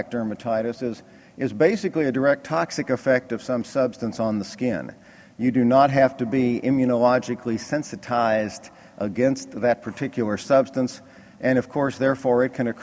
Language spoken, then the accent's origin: English; Kentucky, United States; I'm from Kentucky